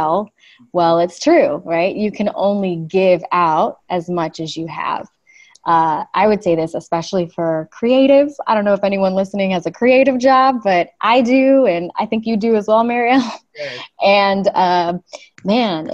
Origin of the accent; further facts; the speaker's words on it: Los Angeles, California, United States; I'm actually a Los Angeles native.